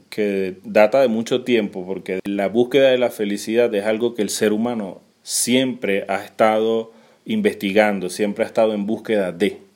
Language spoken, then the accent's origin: Spanish; Venezuela; also born or lived in Peru; now in Argentina; hace poco salimos de Venezuela a Perú, pasaron ocho meses en un abrir y cerrar de ojos, luego llegamos aquí a Argentina